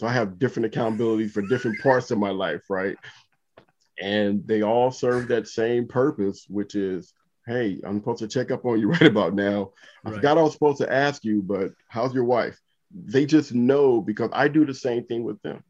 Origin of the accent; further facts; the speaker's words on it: Compton, California, United States; growing up in Compton